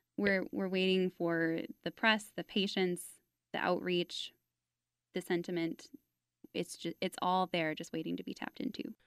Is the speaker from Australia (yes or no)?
no; Fort Worth, Texas, United States; I grew up in Fort Worth